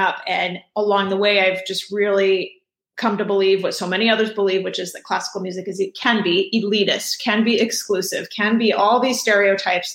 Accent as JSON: {"language": "English", "town": "Houston", "region": "Texas", "country": "United States", "tie": "born or raised there", "said": "I grew up in Houston"}